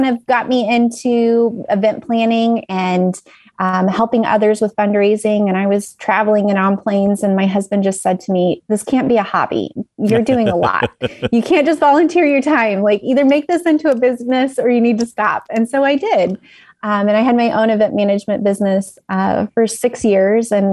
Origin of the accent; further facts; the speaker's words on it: Northeast Indiana, United States; I grew up in Northeast Indiana.